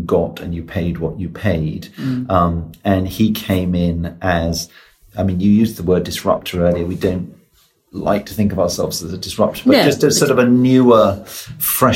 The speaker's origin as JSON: {"language": "English", "town": "Oxford", "region": "South East England", "country": "United Kingdom", "tie": "born or raised there", "said": "I grew up in Oxford"}